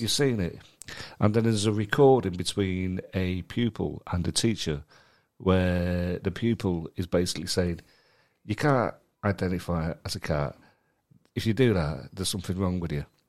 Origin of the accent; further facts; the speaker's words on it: Manchester, North West England, United Kingdom; moved away as an adult; also born or lived in London; I was born and brought up in Manchester and then spent the next ten years in London